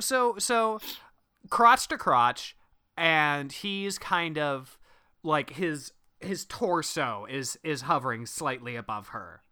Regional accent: Midwest, United States; accent: Midwestern

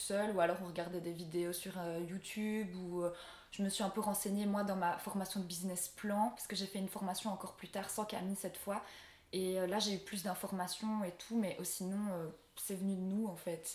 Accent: Belgium; je rentre chez moi en Belgique

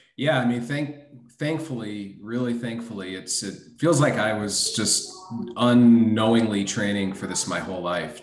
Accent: Miami, Florida, United States; also born or lived in Brooklyn, New York; got yanked out of the borough at a early age by my parents, who brought me down to Miami, Florida, to grow up in the sun and fun

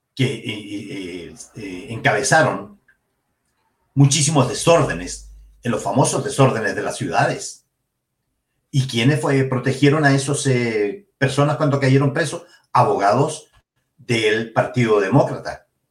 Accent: Chile; En Chile somos todos chilenos

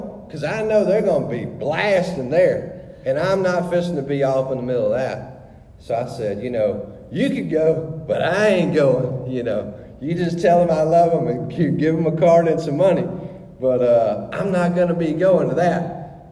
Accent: Louisiana, United States; moved away; we're from Louisiana

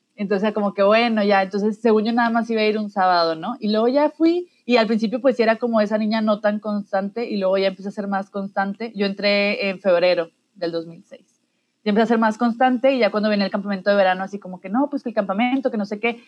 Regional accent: Mexico; todos somos mexicanos

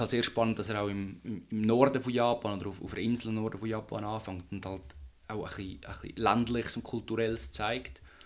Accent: Switzerland; bei uns in der Schweiz

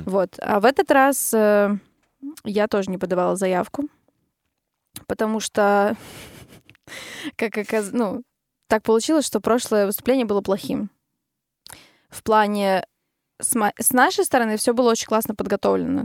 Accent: Narva, Ida-Viru County, Estonia; Мы все из Нарвы, мы играли как раз-таки в оркестре вместе. Когда я училась в музыкальной школе

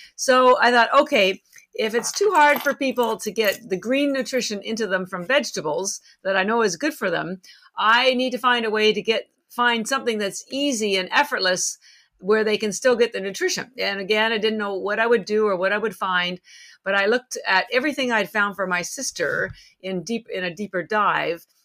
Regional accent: Canada; moved away as an adult; now in Boston, United States; I live in Boston. I've been here 33 years, although I'm relocating soon to Miami, so I'll be joining the folks in Florida soon, at least part time. But I'm actually Canadian

